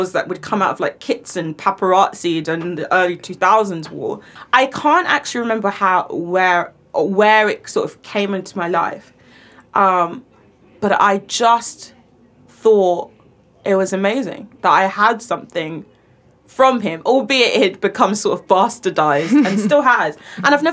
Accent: London, United Kingdom; I grew up in the London Borough of Redbridge.

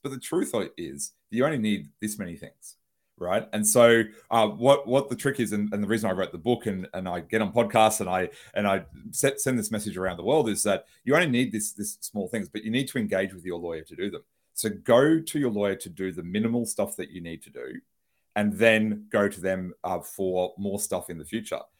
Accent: Brisbane, Queensland, Australia; I'm a lawyer from Brisbane, Australia.

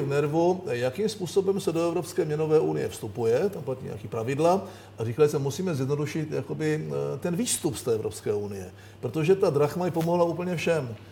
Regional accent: Czechia

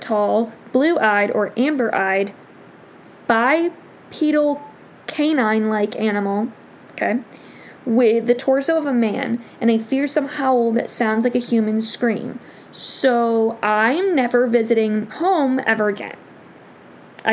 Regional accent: Michigan, United States; I grew up in Michigan

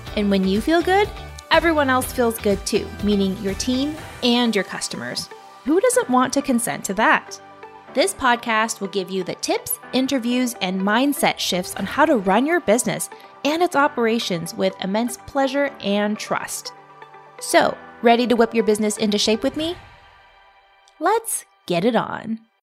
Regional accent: Oregon, United States; I'm from Oregon

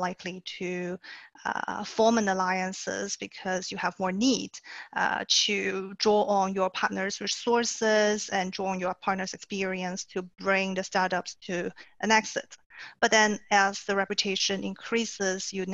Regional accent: China; moved away as an adult; also born or lived in Singapore; I was born and raised in China

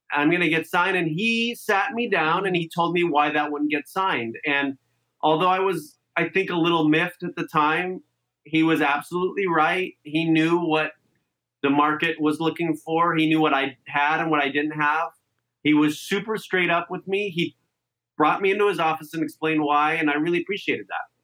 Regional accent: Santa Clarita, California, United States; grew up in Santa Clarita, which was then called like New Hall or Valencia

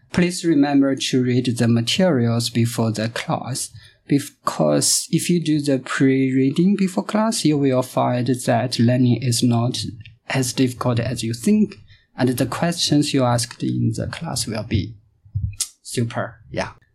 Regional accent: China; English is a second language; moved away as an adult; now in Canada; I'm from China.

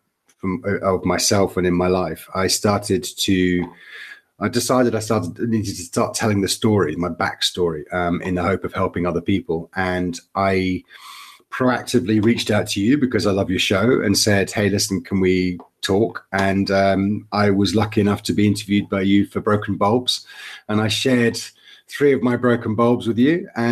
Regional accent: Fife, Scotland, United Kingdom; moved away as an adult; now in Portugal; I'm from Scotland originally. I hail from just outside Edinburgh, a place called Fife. From a tiny wee village just outside Edinburgh

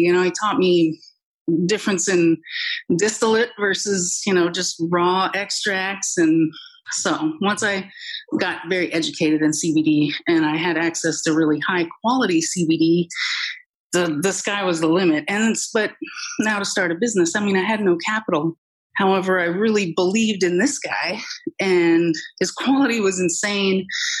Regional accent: Oregon, United States; Well, I mean, you said it, that I'm from Oregon. Cannabis is just kind of cultural.

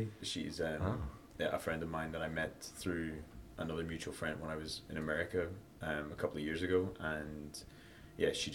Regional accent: Northern Ireland, United Kingdom; now in London, United Kingdom; originally I'm from Northern Ireland

